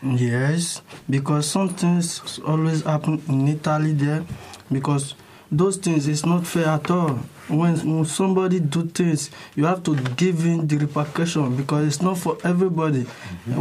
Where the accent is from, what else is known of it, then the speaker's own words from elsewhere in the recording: Nigeria; moved away as an adult; now in Germany; I'm from Nigeria